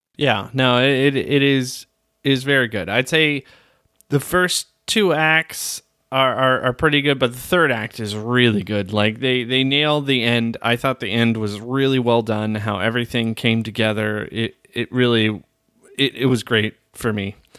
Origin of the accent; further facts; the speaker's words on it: Arizona, United States; moved away; also born or lived in Flagstaff; most of my life, or at least my younger years, I grew up in Arizona